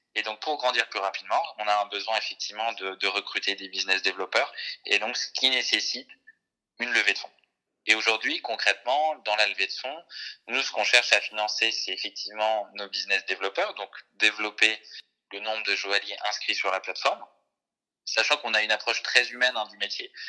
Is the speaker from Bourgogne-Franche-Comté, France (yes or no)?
yes; Jura, Bourgogne-Franche-Comté, France; moved away; je, crois que je suis né dans le Jura et en fait, là-bas, c'est un ancien terrain lapidaire.